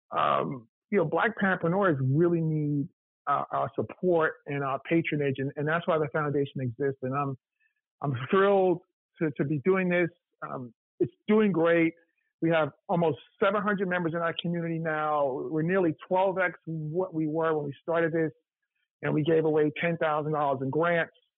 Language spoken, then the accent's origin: English; New York, United States; moved away as an adult; also born or lived in Appleton, Wisconsin; now in Atlanta, United States; I'm from New York, but I lived. I went to Morehouse. I lived in Atlanta for 12 years